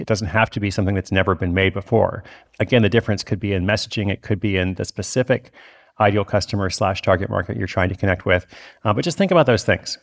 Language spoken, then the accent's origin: English; Portland, Oregon, United States; I'm actually in Portland, Oregon, my hometown, tonight